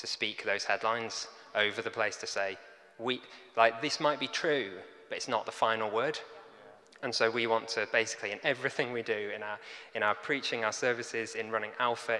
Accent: the Lake District, Cumbria, North West England, United Kingdom; moved away as an adult; also born or lived in Carlisle / Liverpool / London; now in Blackpool, United Kingdom; myself and my wife, Nick, we grew up in the Lake District in Cumbria

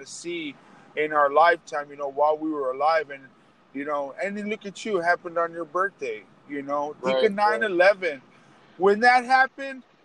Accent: United States; also born or lived in Texas / New Mexico; I grew up in Texas, New Mexico. I've been here forever. It's where I grew up

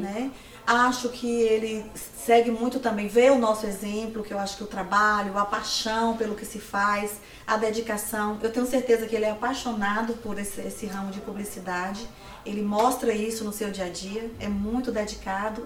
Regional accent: Livramento de Nossa Senhora, Bahia, Brazil; now in Vitória da Conquista, Brazil; assim que eu cheguei em Vitória da Conquista, eu sou de Livramento

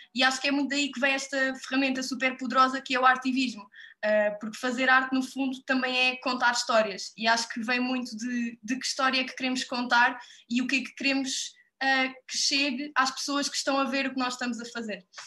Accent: Odemira, Alentejo, Portugal; eu sou de Odmira, na Costa Vicentina, e desde sempre que também cresci numa casa

